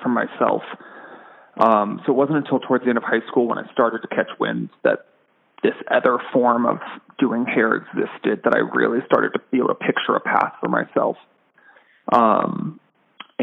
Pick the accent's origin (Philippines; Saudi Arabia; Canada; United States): United States; San Diego, California; I was born and raised in San Diego, California.